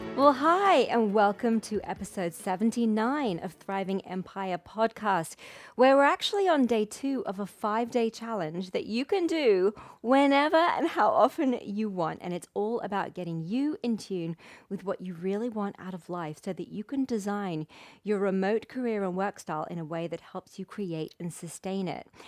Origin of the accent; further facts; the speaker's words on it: Wimbledon, London, United Kingdom; my hometown of Wimbledon